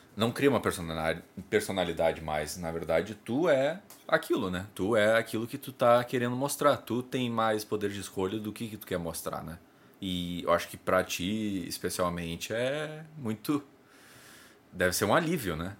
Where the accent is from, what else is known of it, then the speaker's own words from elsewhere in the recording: South Region, Brazil; sou do, do Sul.